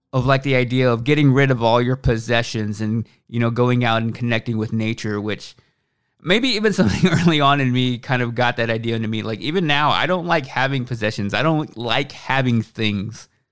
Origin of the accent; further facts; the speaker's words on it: Waxahachie, Texas, United States; I was growing up in Waxahachie, Texas